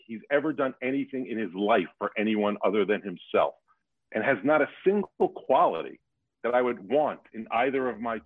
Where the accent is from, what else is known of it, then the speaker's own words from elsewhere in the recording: New York, United States; moved away; I come from being a New Yorker